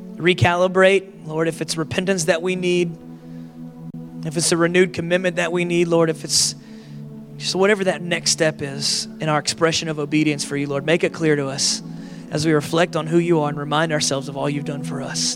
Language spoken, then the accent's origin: English; Florida, United States; I grew up in Florida where we had like a, a Florida resident discount.